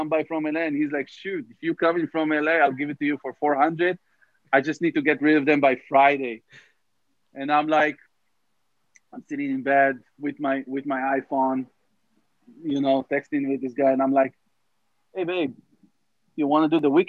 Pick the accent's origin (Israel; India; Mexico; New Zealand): Israel; moved away as an adult; also born or lived in Tel Aviv, Israel; now in Los Angeles, United States; growing up in Israel, as a kid in the 90s